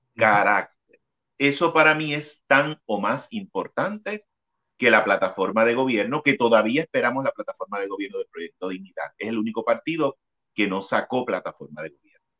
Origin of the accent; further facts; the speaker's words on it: Puerto Rico; mi pueblo